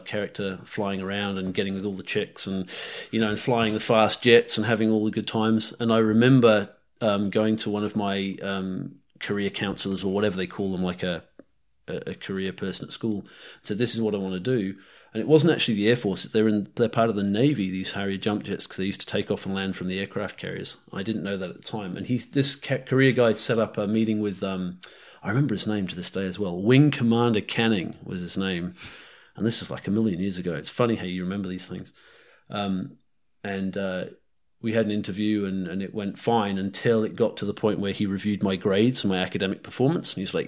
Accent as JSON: {"language": "English", "region": "North Island", "country": "New Zealand", "tie": "born or raised there", "accent": "New Zealand", "said": "North Island. New Zealand is like where I spent my formative years, and it's home, and that's where my accent is mostly based, I suppose. But I spent a lot of time in the UK. My parents are Poms, actually."}